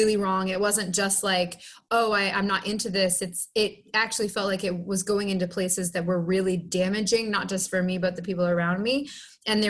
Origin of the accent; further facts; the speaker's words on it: Down East Maine, United States; moved away as an adult; also born or lived in Lynn, Massachusetts; now in Boston, United States; I was born in Lynn, Massachusetts, but my parents really struggled with living in the city. And I was actually raised in Down East Maine, but I returned to Massachusetts as pretty much as quickly as I could at about the age of 20, 21.